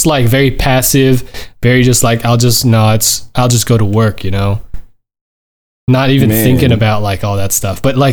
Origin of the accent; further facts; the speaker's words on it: Southern California, United States; I'm born and raised in SoCal